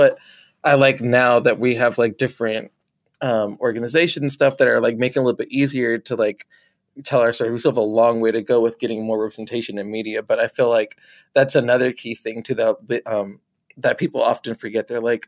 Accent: the South, United States; And I know like for me, like growing up in the South and stuff

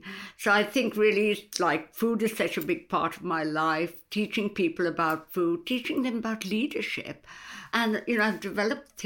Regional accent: India; now in United Kingdom; I came from India many, many years ago, where I came up in a family where women didn't really work.

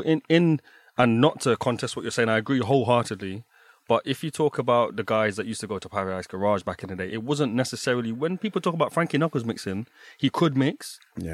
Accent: London, United Kingdom; now in Berlin, Germany; Growing up in London

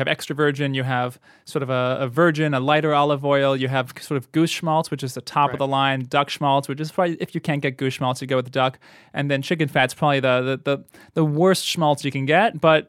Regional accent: New York, United States; You know, I grew up in the New York area. Bagels were just essential for the mornings.

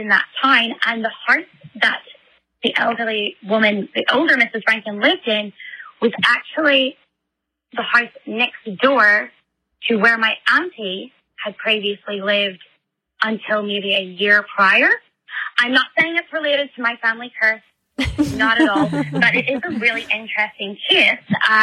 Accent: Ireland; my hometown in Ireland

